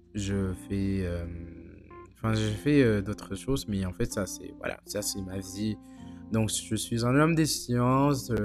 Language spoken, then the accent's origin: French; United States; je suis américain